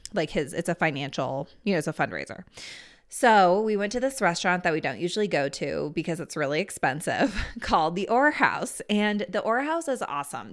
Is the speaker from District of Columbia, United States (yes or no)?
yes; Washington, District of Columbia, United States; now in Steamboat Springs, United States; I grew up in the Washington, D C area